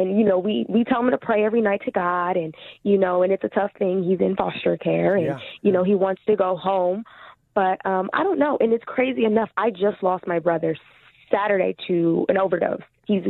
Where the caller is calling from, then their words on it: California, United States; Hey, I'm calling from California.